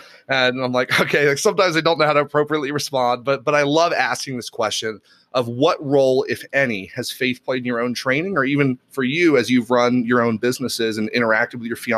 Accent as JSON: {"language": "English", "region": "Tennessee", "country": "United States", "tie": "born there", "accent": "neutral American", "said": "Yeah, so I never got the accent. You know, I was born in Tennessee, so I lost the Southern twang. And then I just got this neutral, random American accent, you know, instead."}